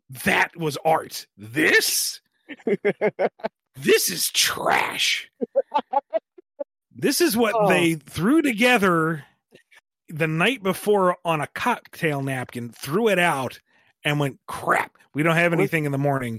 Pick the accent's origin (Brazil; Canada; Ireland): Ireland; Like, I feel mildly offended by the bad accent. I'm freaking Irish.